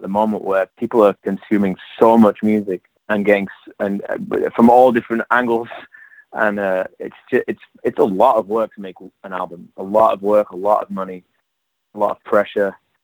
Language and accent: English; England, United Kingdom; moved away as an adult; also born or lived in London / New York; now in Los Angeles, United States; I'm from England.